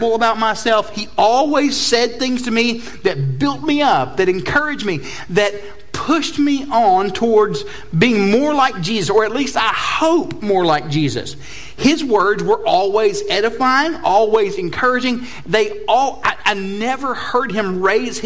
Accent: Chattanooga, Tennessee, United States; moved away as an adult; I'm originally not from here, as my accent testifies to. I am from Chattanooga, Tennessee

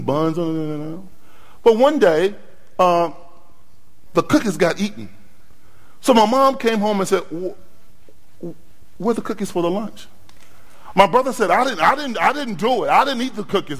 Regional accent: Norfolk, Virginia, United States; I drove from my hometown of Norfolk, Virginia

